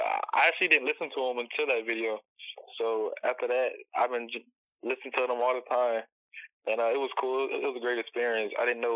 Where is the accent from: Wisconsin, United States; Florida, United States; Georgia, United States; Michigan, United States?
Georgia, United States; Savannah; I'm from Savannah, Georgia.